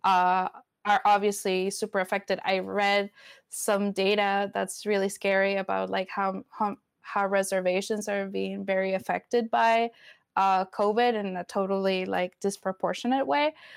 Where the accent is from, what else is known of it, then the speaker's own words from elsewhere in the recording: Venezuela; first language Spanish; English is a second language; also born or lived in Florida; now in Portland, United States; I grew up in Venezuela